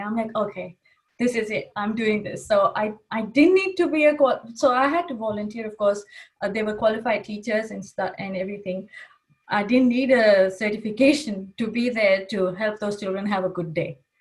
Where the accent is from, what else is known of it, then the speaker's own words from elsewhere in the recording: Kuwait; first language English; moved away as an adult; also born or lived in Pakistan; coming from Kuwait, English was my first language. We used to only speak in Urdu with my family